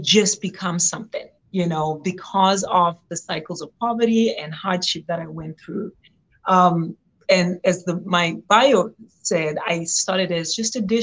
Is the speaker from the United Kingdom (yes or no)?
no; Zimbabwe; moved away as an adult; now in United States; I was born and raised in Zimbabwe